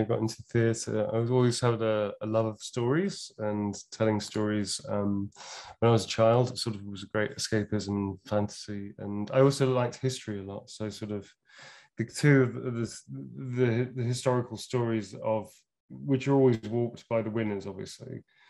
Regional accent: Birmingham, West Midlands, United Kingdom; accent: Brummie; I have a tiny smattering of Brummie. Still from Birmingham, still in my accent, sometimes a little twang and stuff.

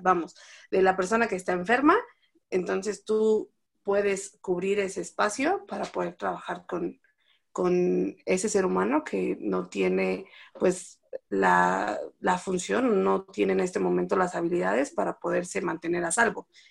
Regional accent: Mexico

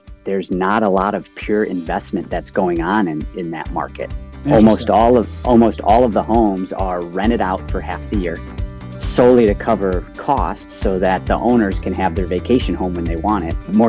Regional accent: Cleveland, Ohio, United States; moved away as an adult; also born or lived in Ann Arbor, Michigan; I'm from Ohio.

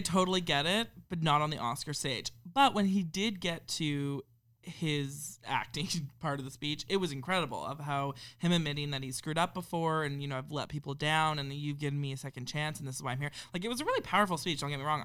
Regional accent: Canada; we're Canadian

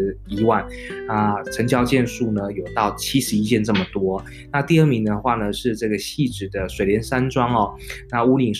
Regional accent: Taichung, Taiwan; 因为我是土生土长的台中人。

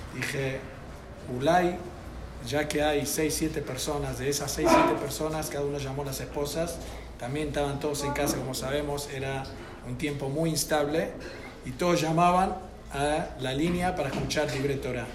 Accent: United States; yo soy de Estados Unidos

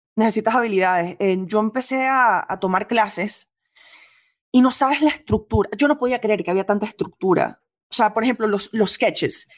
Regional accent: Venezuela; moved away; also born or lived in New York; yo crecí en gran parte en Venezuela

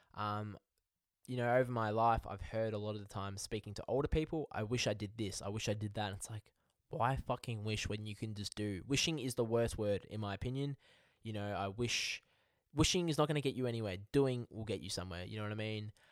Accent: Melbourne, Victoria, Australia; I'm from Melbourne, Australia

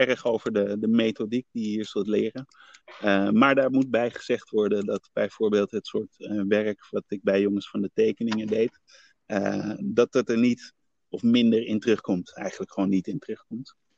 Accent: Netherlands; ik ben naar Nederland gekomen eh, toen ik eh, een baby was, van ja. 1, jaar oud

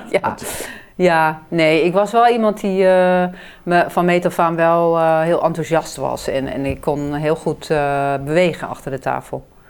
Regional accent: Hazerswoude, South Holland, Netherlands; moved away as an adult; also born or lived in China; we gingen verhuizen naar een andere deel van Hazerswoude, waar ik opgroeide.

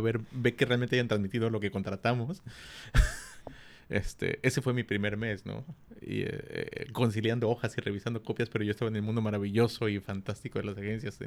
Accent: Mexico City, Mexico; moved away as an adult; also born or lived in Culiacán; Soy de la Ciudad de México, llegué a Culiacán a los 23 años

